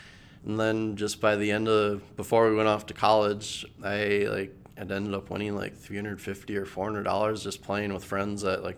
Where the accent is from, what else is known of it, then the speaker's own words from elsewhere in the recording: Eagan, Minnesota, United States; In Eagan, Minnesota.